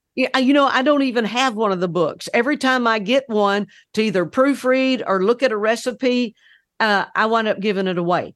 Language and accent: English; Oklahoma, United States; We grew up in Oklahoma.